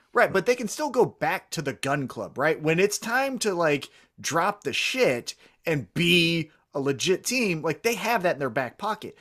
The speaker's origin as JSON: {"language": "English", "town": "Kansas City", "country": "United States", "said": "I'm from Kansas City"}